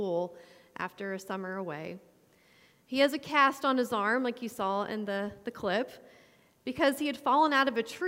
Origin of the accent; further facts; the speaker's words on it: Knoxville, Tennessee, United States; I grew up in Knoxville, Tennessee, in a pretty secular home